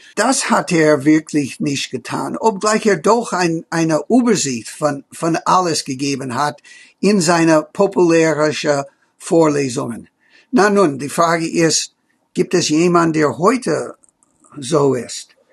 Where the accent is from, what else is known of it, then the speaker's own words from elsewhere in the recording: United States; German is a second language; bei uns in Amerika